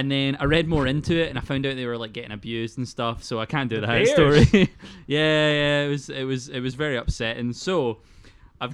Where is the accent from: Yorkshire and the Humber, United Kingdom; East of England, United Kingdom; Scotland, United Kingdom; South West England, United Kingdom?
Scotland, United Kingdom; Paisley; You can tell by my teeth, I'm from Paisley.